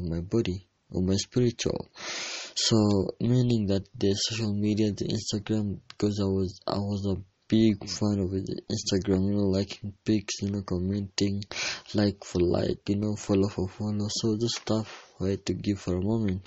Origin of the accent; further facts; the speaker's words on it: Kenya; I'm from Kenya, East Africa